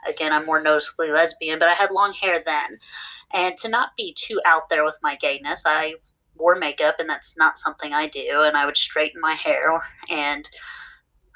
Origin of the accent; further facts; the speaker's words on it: West Virginia, United States; now in Dallas, United States; I'm originally from West Virginia, and in West Virginia, people don't really like difference